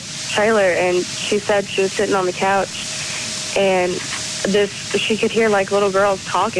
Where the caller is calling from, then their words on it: Chattanooga, Tennessee, United States; I'm calling from Chattanooga, Tennessee.